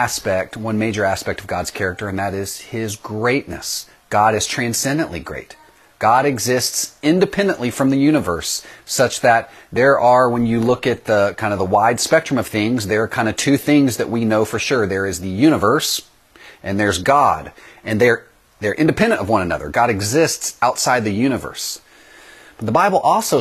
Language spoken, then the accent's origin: English; East Texas, United States; we lived in a small town in East Texas that did not have a CC's pizza. We were not that sophisticated yet in my hometown